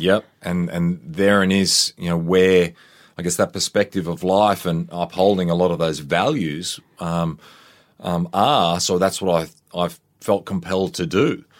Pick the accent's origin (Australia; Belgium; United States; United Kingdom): Australia; Queensland; I grew up in Queensland, a youngster.